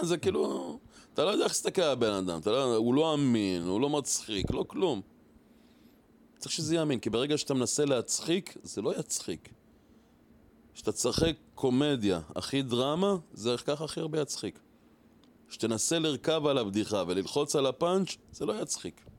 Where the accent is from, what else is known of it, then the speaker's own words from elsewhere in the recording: Or Akiva, Haifa District, Israel; אני גדלתי באור עקיבא